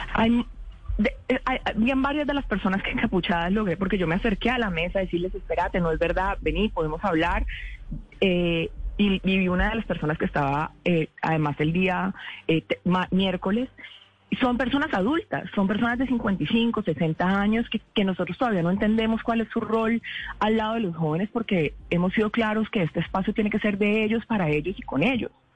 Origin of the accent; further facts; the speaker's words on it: Cali, Valle del Cauca, Colombia; Como caleña